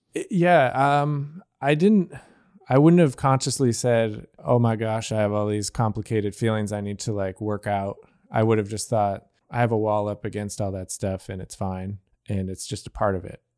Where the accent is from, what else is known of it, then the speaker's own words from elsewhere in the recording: Gerry, New York, United States; now in Buffalo, United States; in my hometown, which is Gary, New York